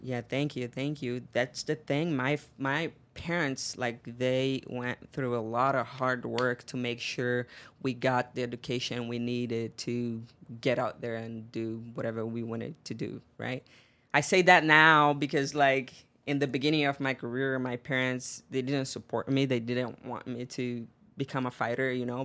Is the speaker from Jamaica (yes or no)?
no; Northeast Brazil, Brazil; English is a second language; moved away as an adult; now in United States; I grew up in Brazil, in the northeast of Brazil, in a small town